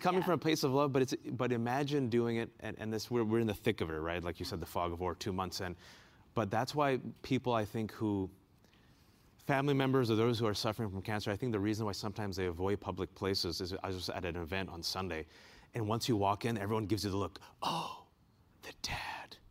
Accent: Bay Area, California, United States; now in Washington, D.C., United States; I'm originally from the Bay Area

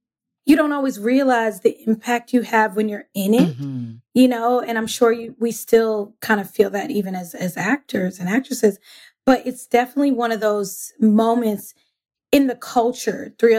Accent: East Orange, New Jersey, United States; moved away as an adult; now in Brooklyn, United States; East Orange, New Jersey, born and raised. So shout out to all the Jersey people out there. I live in Brooklyn.

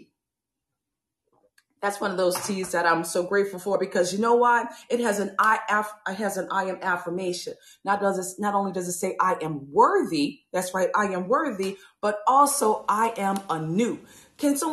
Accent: New Orleans, Louisiana, United States; growing up from New Orleans, Louisiana

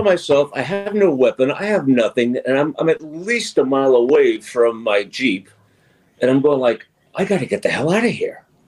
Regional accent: New York, United States; now in Washington, United States; being from New York and um, growing up in New York

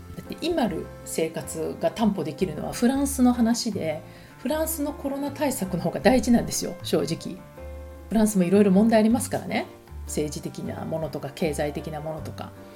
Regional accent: Japan; moved away

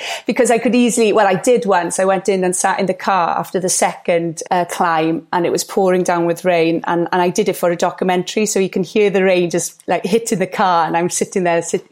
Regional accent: Gower, Wales, United Kingdom; I was brought up on Gower

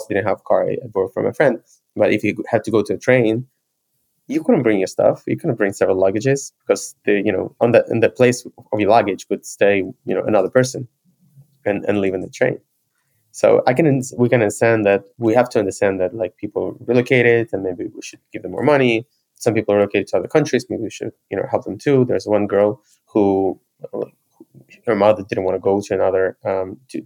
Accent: Ukraine; I was born in Ukraine and I lived in Ukraine most of my life

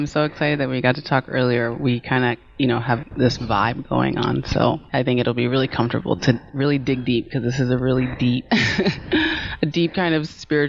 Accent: Maryland, United States; also born or lived in California; I was born in California and I moved back and forth from the East Coast to the West Coast. So I just kind of say that I'm from Maryland because it's just a lot easier than to tell the story of like childhood moving back and forth.

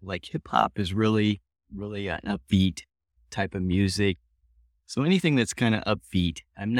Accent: Peoria, Illinois, United States; I'm from Peoria, Illinois.

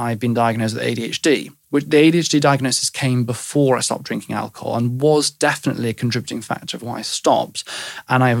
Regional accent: West Wales, United Kingdom; I grew up in West Wales

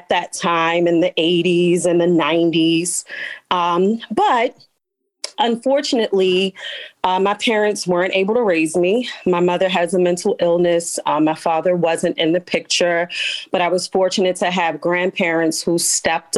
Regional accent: Baltimore, Maryland, United States; I am a Baltimore City native, born and raised West Side

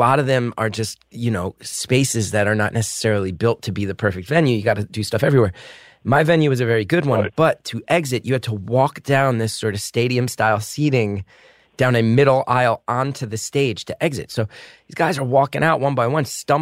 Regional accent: United States; as an American

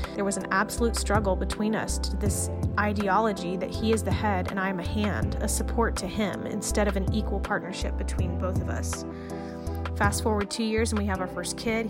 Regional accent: East Tennessee, United States; I grew up in East Tennessee

